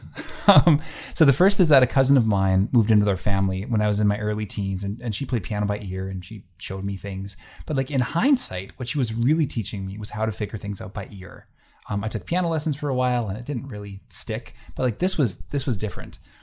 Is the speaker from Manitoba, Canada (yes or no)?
yes; Gimli, Manitoba, Canada; now in Selkirk, Canada; I grew up in Gimli, Manitoba. That's a small fishing and tourist town on Lake Winnipeg.